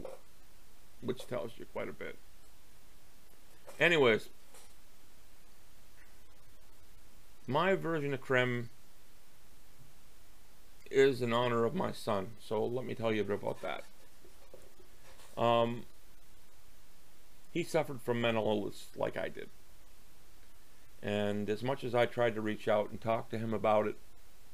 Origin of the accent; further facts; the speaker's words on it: Canada; I'm a Canadian